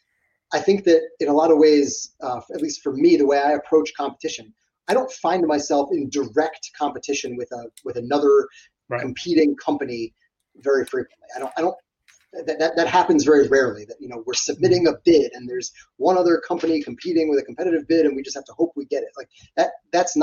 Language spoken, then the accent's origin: English; New York, United States; I'm born and raised in New York.